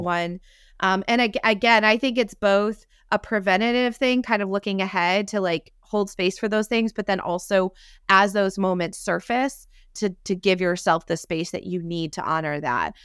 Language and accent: English; upstate New York, United States; now in Texas, United States; someone who lives in Texas but grew up in New York